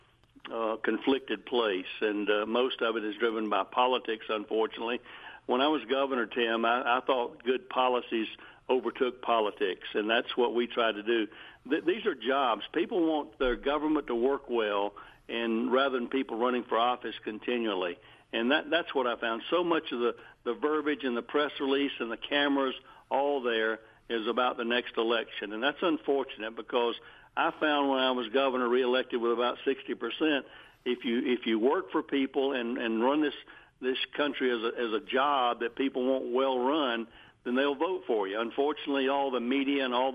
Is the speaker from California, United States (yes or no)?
no; Houston County, Georgia, United States; We grew up both in Houston County